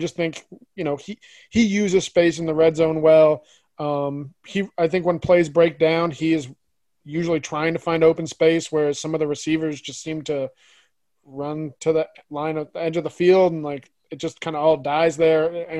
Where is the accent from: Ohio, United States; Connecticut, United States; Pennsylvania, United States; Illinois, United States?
Connecticut, United States; New Haven; now in Syracuse, United States; I'm from the New Haven area